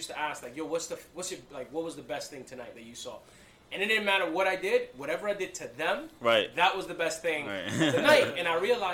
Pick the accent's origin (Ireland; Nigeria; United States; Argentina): United States; New York City, New York; born and raised in Brooklyn